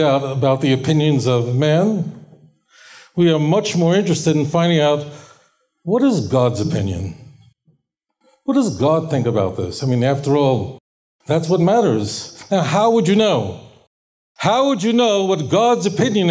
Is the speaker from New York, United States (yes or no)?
yes; New York City, New York, United States; When I grew up in Borough Park, Brooklyn, I grew up with folks who were survived Auschwitz